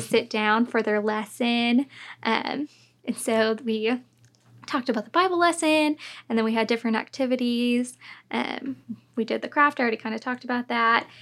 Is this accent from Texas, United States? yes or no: yes; North Richland Hills, Texas, United States; I grew up in North Richland Hills, which was super fun, and I've loved the area